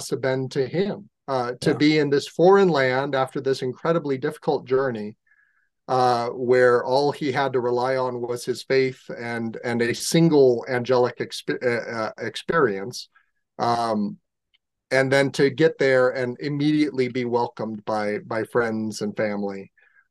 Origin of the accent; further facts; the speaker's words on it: San Diego, California, United States; I grew up in San Diego